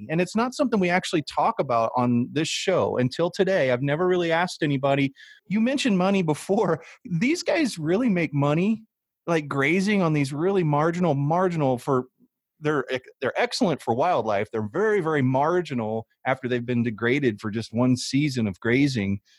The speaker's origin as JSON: {"language": "English", "region": "Midwest", "country": "United States", "said": "because I was from the Midwest and we have grass."}